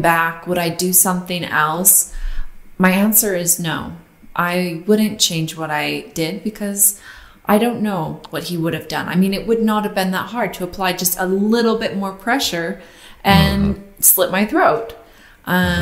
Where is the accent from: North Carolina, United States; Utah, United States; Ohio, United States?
Utah, United States; I grew up in Utah